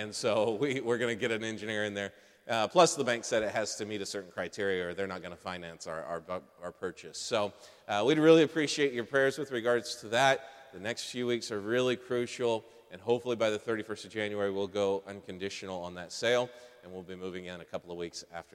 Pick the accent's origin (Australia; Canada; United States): United States; Texas; also born or lived in California / Los Angeles; now in Christchurch, New Zealand; I grew up in the American state of Texas and came here from California